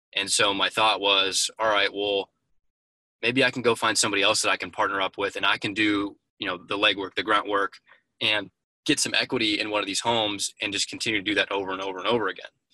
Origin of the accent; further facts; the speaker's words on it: Indianapolis, Indiana, United States; born and raised originally in Indianapolis